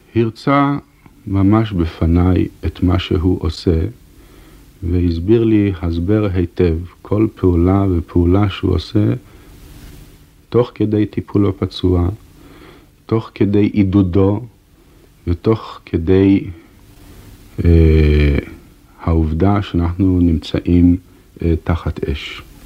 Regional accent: Haifa, Haifa District, Israel; אנחנו גדלנו יחד ברחוב אחד בחיפה

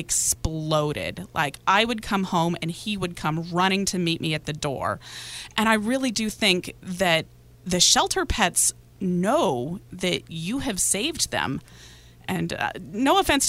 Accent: Inland Empire, California, United States; I'm from the Inland Empire.

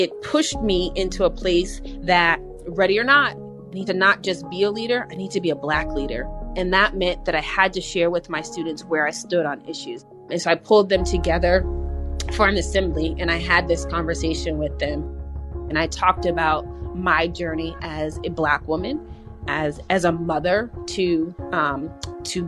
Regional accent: Springfield, Massachusetts, United States; born and raised in Springfield.

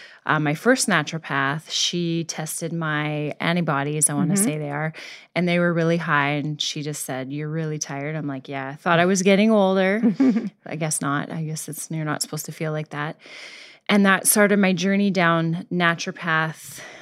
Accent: Canada; moved away; I moved here. I'm originally from Canada. I moved here

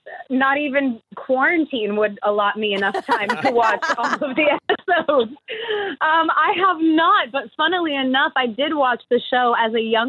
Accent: New York City, New York, United States; it was located in my hometown

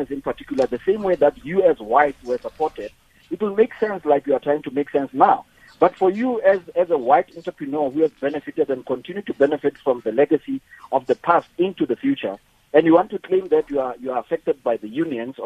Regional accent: South Africa; as a black entrepreneur, as a South African, I'm very patriotic

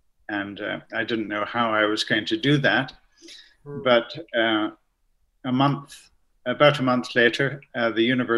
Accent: Canada; Yes, I grew up in Canada. My father was Irish and my mother Scottish, but they met on that side of the Atlantic. So I was born in Canada, which makes me a bit of a sort of mid-Atlantic confusion.

